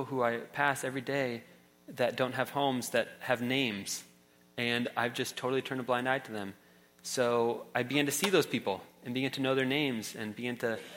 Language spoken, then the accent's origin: English; San Francisco Bay Area, California, United States; growing up in the San Francisco Bay Area